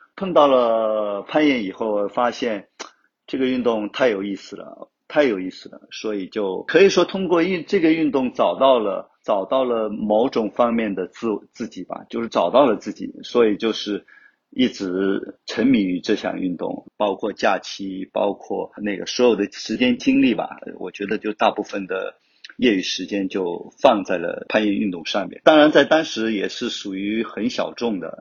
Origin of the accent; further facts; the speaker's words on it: Wenzhou, Zhejiang, China; also born or lived in Hangzhou; 我是来自 温州，就土生土长的温州人，十一九七三年出生的